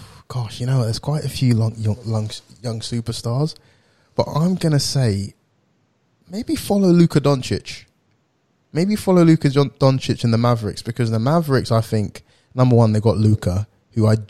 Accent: Essex, East of England, United Kingdom; I'm from Essex

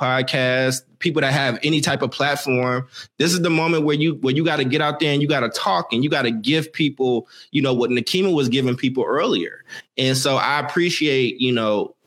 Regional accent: Oakland, California, United States; also born or lived in Maywood, Illinois; I'm from Oakland

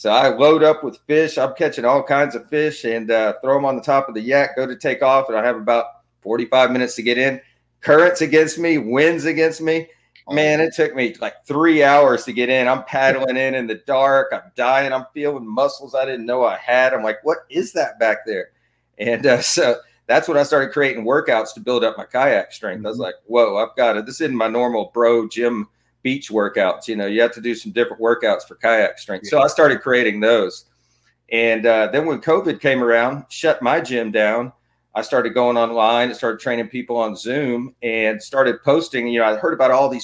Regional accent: Houston, Texas, United States; born and raised in Houston

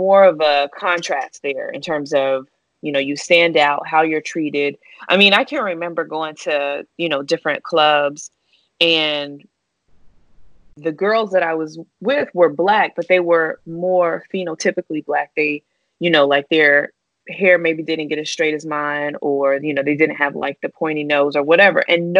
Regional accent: the South, United States; you know, I'm from the South where, you know, people who look like you think you're pretty for the most part, right?

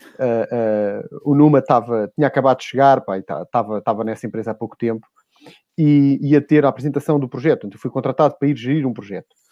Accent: Lisbon, Portugal; Eu sou dos Olivais

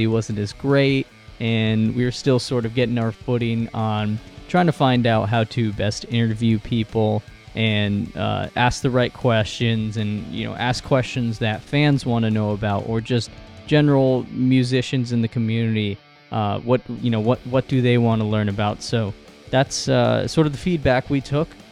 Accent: New York, United States; We're both from New York

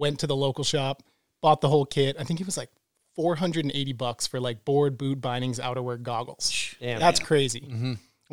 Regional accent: Bedford, New Hampshire, United States; Grew up in a small town outside of Manchester, New Hampshire called Bedford.

